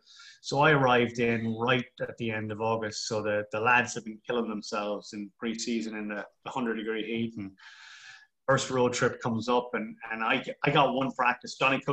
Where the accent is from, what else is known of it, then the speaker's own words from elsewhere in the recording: Memphis, Tennessee, United States; Growing up in Memphis, I did an international business degree, and I never thought I'd get into coaching.